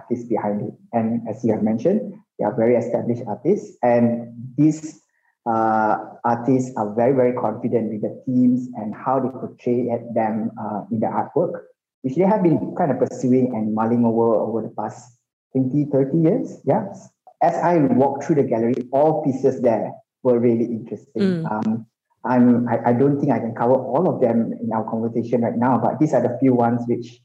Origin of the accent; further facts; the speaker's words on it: Malaysia; as a Malaysian